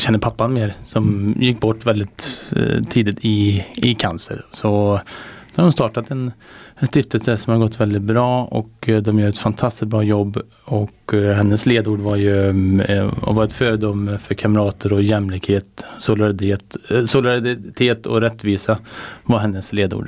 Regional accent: Värmland, Sweden; som värmlänning

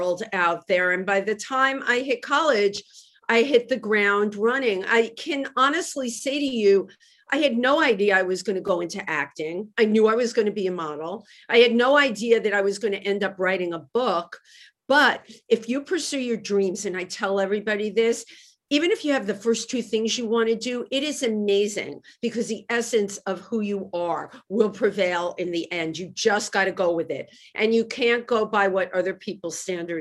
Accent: New York City, New York, United States; also born or lived in Nigeria; I was a little kid growing up in the Bronx, which was great

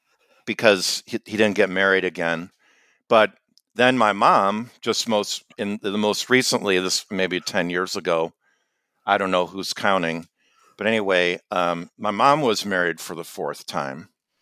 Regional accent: Chicago, Illinois, United States; So where I grew up on the North Shore of Chicago, they would do this gridiron, what they called it, the gridiron.

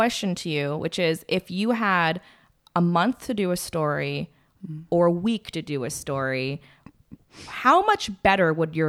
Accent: Atascadero, California, United States; also born or lived in San Francisco / Hermosa Beach; I was born in San Francisco, and then my parents moved. Or we lived in Hermosa Beach. Oh my God. Until I was 9. And then that's when my parents had the big dream to move to Atascadero and get property and horses.

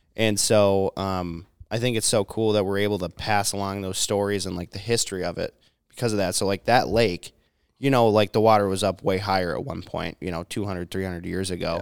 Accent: Minnesota, United States; I'm Minnesotan

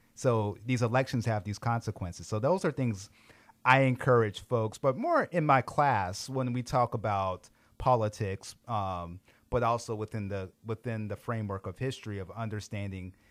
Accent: Greenville, South Carolina, United States; also born or lived in Rock Hill, South Carolina; now in Colorado, United States; born in Rock Hill, South Carolina, but grew up in Greenville, South Carolina

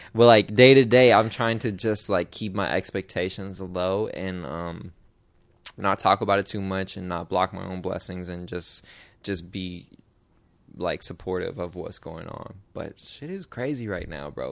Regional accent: Portland, United States; I'm from Portland

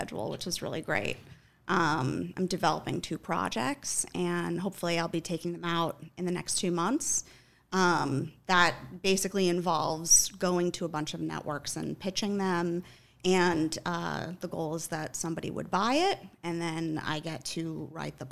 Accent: Long Island, New York, United States; I grew up on Long Island

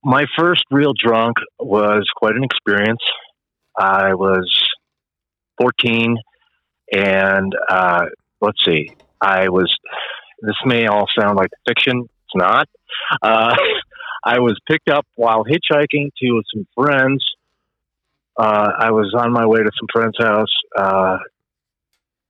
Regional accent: Phoenix, Arizona, United States; I'm from Phoenix. I grew up out there

